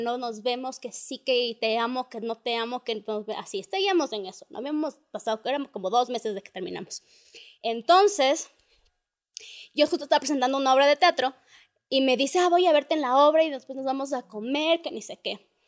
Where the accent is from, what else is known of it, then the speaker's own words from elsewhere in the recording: Ecuador; somos ecuatorianos